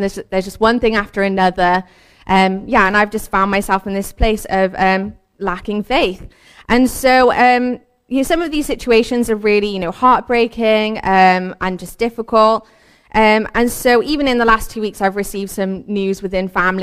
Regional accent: Cardiff, Wales, United Kingdom; I also have lived in Cardiff pretty much my whole life. I've grown up here

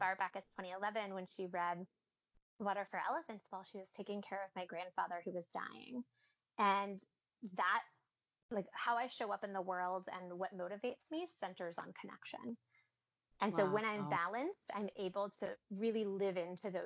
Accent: New Orleans, Louisiana, United States; being born and raised in New Orleans

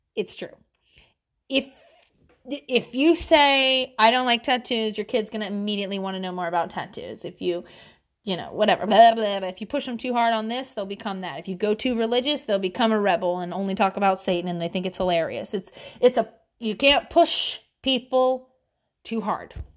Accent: the South, United States; accent: Southern

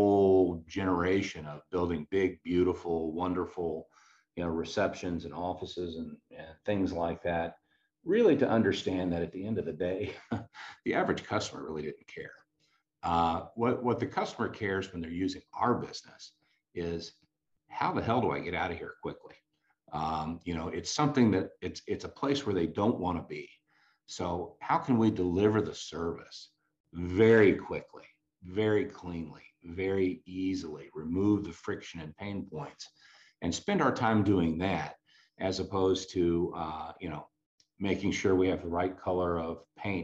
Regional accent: Columbia, Missouri, United States; I'm from Columbia, Missouri, which is a leafy green college town in the middle of flyover country

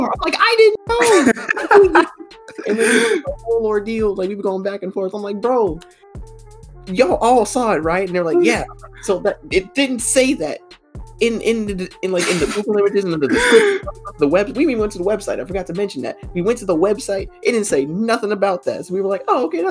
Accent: Georgia, United States; I'm from Georgia

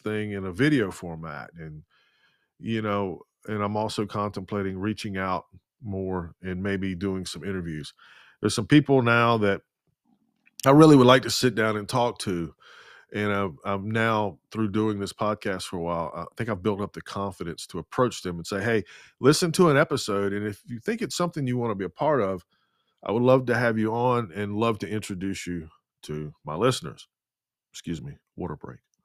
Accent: the Bible Belt, United States; being born and raised in the Bible Belt and now living in the capital city of the Bible Belt

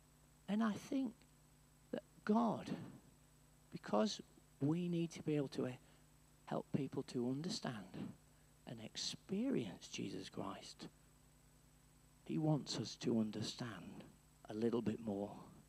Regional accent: Wales, United Kingdom; When I was growing up, in my secondary school education, I grew up in North Wales, yes?

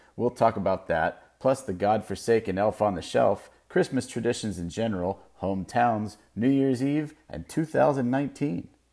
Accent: Melbourne Beach, Florida, United States; moved away as an adult; now in West Coast, United States; my hometown of Melbourne Beach

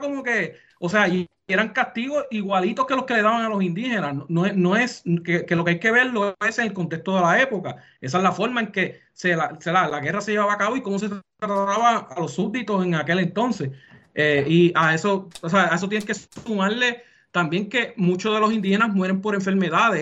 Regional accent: Puerto Rico

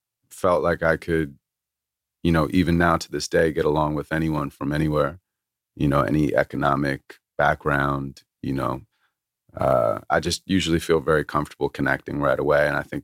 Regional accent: Santa Monica, California, United States; That's literally where I'm from.

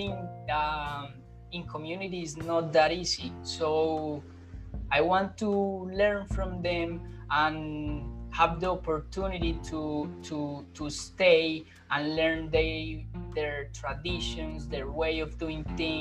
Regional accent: Colombia; English is a second language; moved away as an adult; now in Melbourne, Australia; I come from Colombia. I'm living in Melbourne, Australia at the moment.

